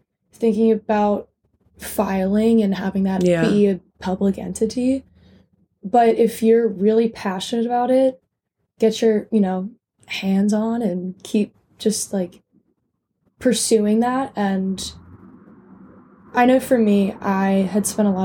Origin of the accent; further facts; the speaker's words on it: United States; as an American